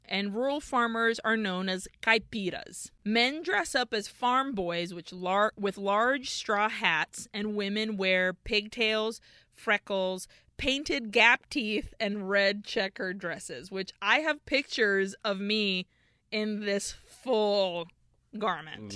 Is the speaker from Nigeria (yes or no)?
no; Brazil; growing up in Brazil